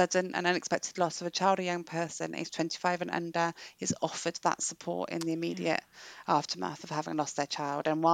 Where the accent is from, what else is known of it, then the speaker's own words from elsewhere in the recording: England, United Kingdom; now in Wales; I'm English and I spend most of my time apologising for being so now that I live in Wales